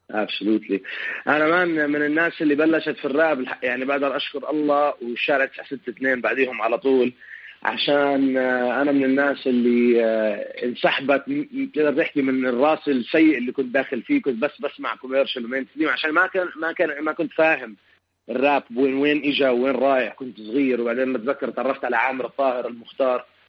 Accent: Amman, Amman Governorate, Jordan; moved away as an adult; also born or lived in Palestine; now in Chicago, United States; عمان المدينه اللي انا كبرت فيها

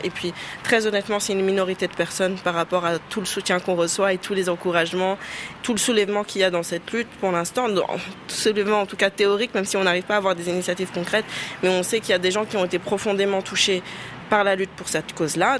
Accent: Senegal; nous sommes des Sénégalaises musulmanes

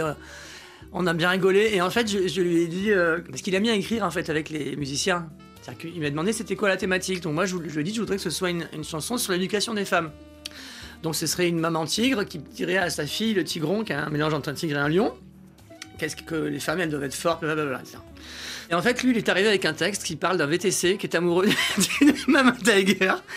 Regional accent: near Aix-en-Provence, Provence-Alpes-Côte d'Azur, France; moved away as an adult; also born or lived in Paris; je suis de la campagne. Hein, j'ai vécu jusqu'à l'âge de 20 ans à la campagne

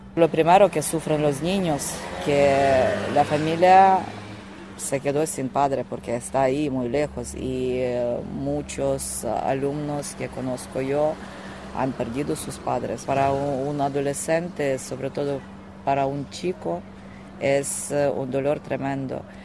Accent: Ternopil, Ternopil Oblast, Ukraine; Spanish is a second language; now in Torrevieja, Spain; Vengo de Ucrania, de la ciudad Ternopil, de oeste de Ucrania.

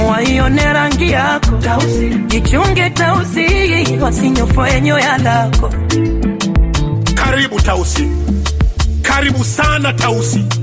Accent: Mchomoro, Ruvuma, Tanzania; Mimi natokea na Mtumbo pale Mchomoro.

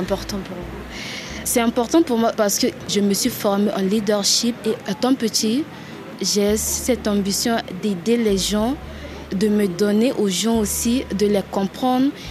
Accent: Bangui, Central African Republic; centrafricaine, moi, je suis née à Bangui, j'ai grandi à Bangui, dans la ville de Bangui

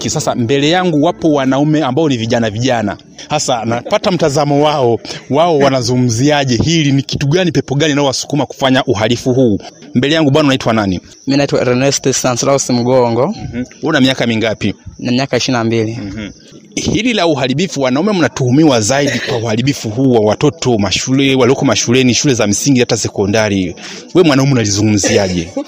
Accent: Ngara, Kagera, Tanzania; mm -hmm natokea Mgozi Ngara, Kagera, Tanzania.

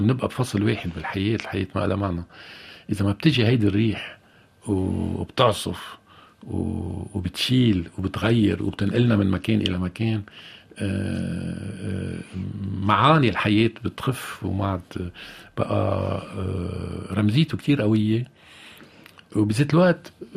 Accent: Lebanon; نحن كلبنانيين وانا كلبناني كمان

